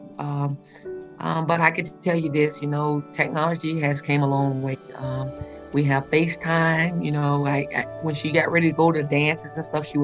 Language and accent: English; Tuskegee, Alabama, United States; moved away; I'm from Tuskegee, Alabama